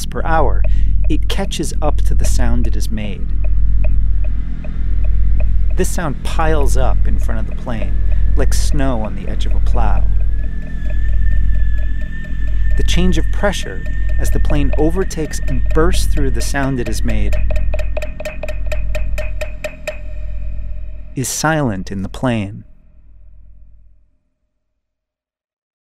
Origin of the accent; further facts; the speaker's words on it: Maine, United States; When I was growing up in Maine